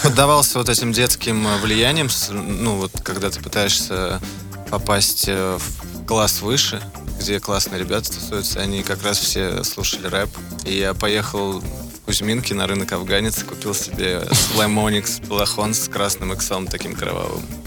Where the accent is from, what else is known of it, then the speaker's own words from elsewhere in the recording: Moscow, Russia; now in Los Angeles, United States; мы из Москвы